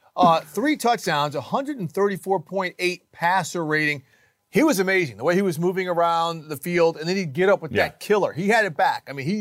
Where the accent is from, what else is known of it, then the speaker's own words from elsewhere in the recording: Minneapolis, Minnesota, United States; growing up in North Minneapolis, I lived right by Hall of Fame defensive end Carl Eller.